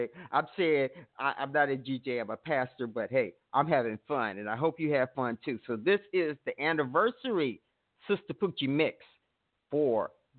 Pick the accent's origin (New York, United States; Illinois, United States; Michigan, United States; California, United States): Illinois, United States; Chicago; I'm from Chicago.